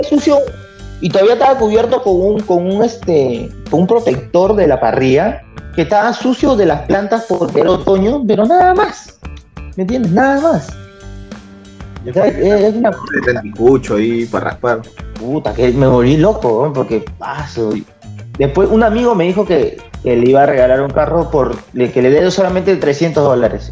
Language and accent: Spanish; Peru; moved away as an adult; now in United States; yo soy peruano